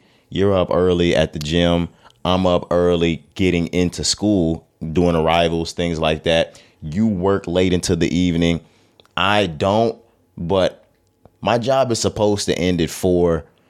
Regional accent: Texas, United States; You know, we're from Texas. The listenership and the viewership knows this by now. But we're Texas boys.

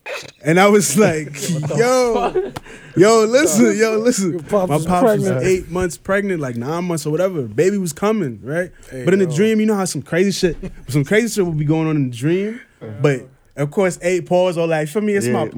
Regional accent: Trinidad & Tobago; now in United States; Oh, you in America and shit, like, you got it. I'm from Trinidad. I was born in Trinidad.

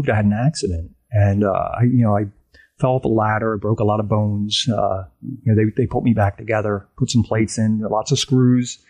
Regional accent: New Jersey, United States; moved away as an adult; now in Central Pennsylvania, United States; I grew up in New Jersey

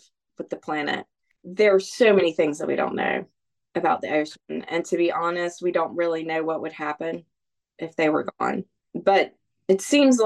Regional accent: Bluffton, South Carolina, United States; I was raised here on the May River in Bluffton, South Carolina, which is just over the bridge from Hilton Head Island

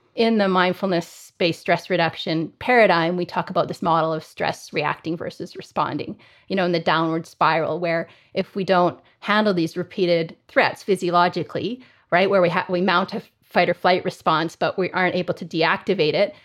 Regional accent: Calgary, Alberta, Canada; I grew up in Calgary in Canada, so I'm, I'm a Canadian and have spent my whole career here.

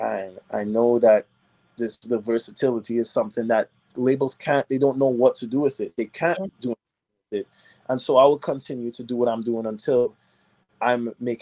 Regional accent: Nashville, Tennessee, United States; moved away as an adult; also born or lived in Trinidad and Tobago / Boston / Atlanta; now in Los Angeles, United States; I grew up in Nashville

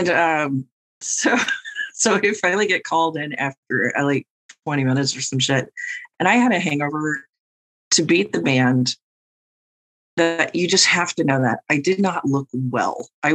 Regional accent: St. Louis, Missouri, United States; we're from St. Louis

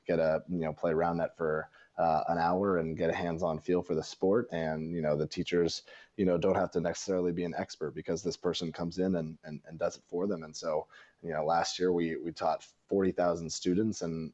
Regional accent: Northern California, United States; I'm from Northern California

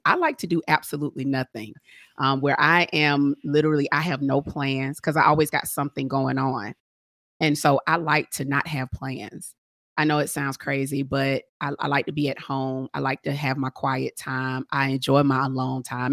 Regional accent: Atlanta, Georgia, United States; I'm from Atlanta

